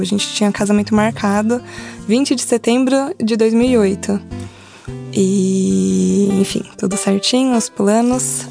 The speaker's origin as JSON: {"language": "Portuguese", "area": "ABC Paulista", "region": "São Paulo", "country": "Brazil", "said": "meus pais sempre tiveram um negócio próprio, uma banca de jornal em São Paulo. Nós somos do ABC"}